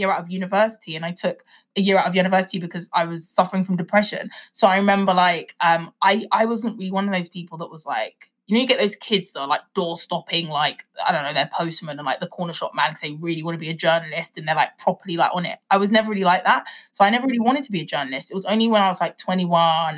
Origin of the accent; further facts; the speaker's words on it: Nigeria; I'm Nigerian